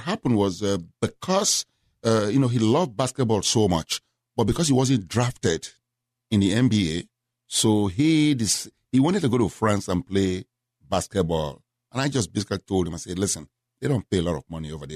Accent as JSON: {"language": "English", "country": "Nigeria", "also_born_or_lived": "Memphis, Tennessee / Houston, Texas", "moved": "as an adult", "lives_now": "United States", "said": "originally from Nigeria. I left Nigeria when I was nineteen."}